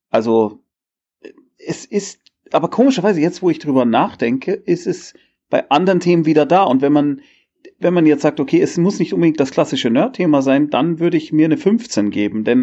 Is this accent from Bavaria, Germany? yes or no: yes; Munich, Bavaria, Germany; Äh, ich bin so ein Bayer, ja.